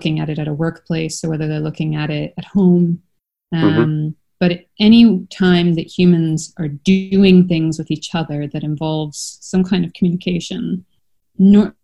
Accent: Canada; now in Europe; As you can tell from my accent, I'm from Canada.

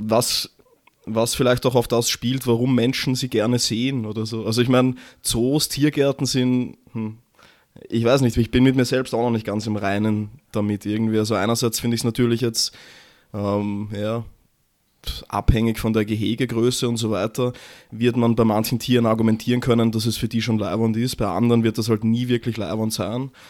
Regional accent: Vienna, Austria; als Wiener

